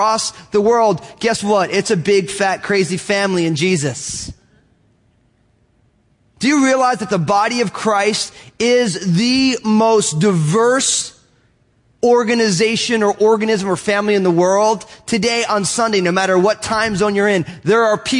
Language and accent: English; Northeast, United States; I'm all Italian from the Northeast.